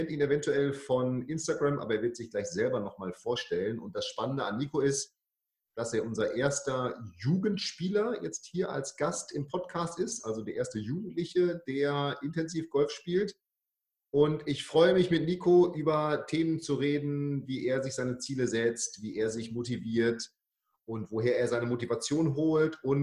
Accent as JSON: {"language": "German", "region": "Bremen", "country": "Germany", "said": "Du kommst, ich komme aus Bremen, du kommst aus Hamburg, also die zwei verbotenen Städte"}